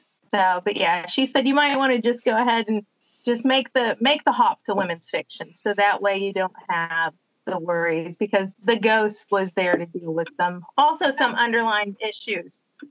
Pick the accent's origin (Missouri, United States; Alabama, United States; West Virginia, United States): West Virginia, United States; I'm from West Virginia and it's Appalachia.